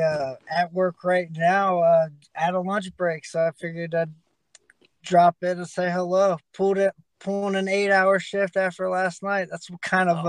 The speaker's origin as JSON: {"language": "English", "town": "Dayton", "region": "Ohio", "country": "United States", "tie": "born or raised there", "said": "my hometown"}